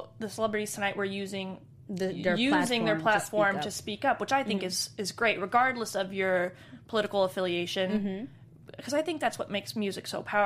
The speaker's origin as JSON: {"language": "English", "town": "Houston", "region": "Texas", "country": "United States", "moved": "yes", "lives_now": "New York, United States", "said": "I'm from Texas"}